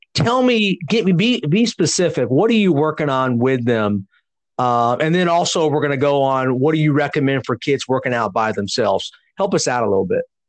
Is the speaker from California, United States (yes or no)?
yes; California, United States; I grew up in California